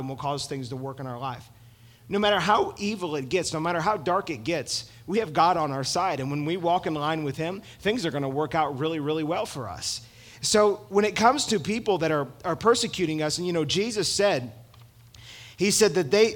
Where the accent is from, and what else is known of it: United States